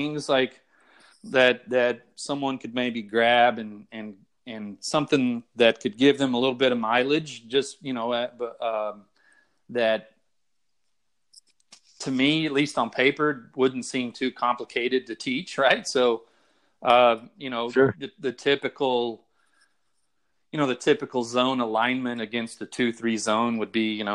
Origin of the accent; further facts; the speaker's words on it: Texas, United States; I'm from Texas